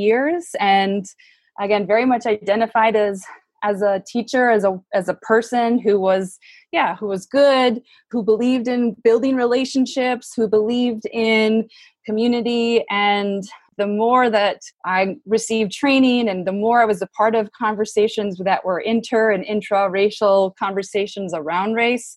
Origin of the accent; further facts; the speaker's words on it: Minnesota, United States; I grew up in Minnesota, definitely grew up in a segregated